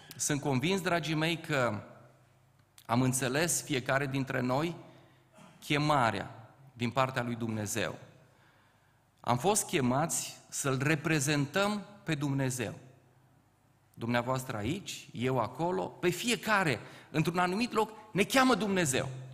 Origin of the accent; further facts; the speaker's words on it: Ciuta, Caraș-Severin County, Romania; moved away as an adult; also born or lived in Topleț; now in Bucharest, Romania; de fapt rădăcinile mele sunt în Banat. Eu sunt din Ciuta, m-am căsătorit la Topleț și cu ajutorul Domnului am ajuns în București